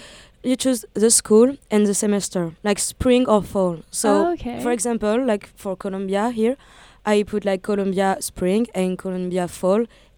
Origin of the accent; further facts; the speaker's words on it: Tours, Centre-Val de Loire, France; English is a second language; also born or lived in Paris, France; I was born in a city called Tours. It's like in the center of France, but I've been in Paris for 3 years because like my school is in Paris.